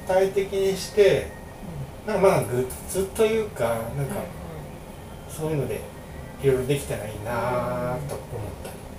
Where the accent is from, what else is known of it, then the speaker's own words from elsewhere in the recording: Hamamatsu, Shizuoka, Japan; 僕の僕が出身浜松なんですけど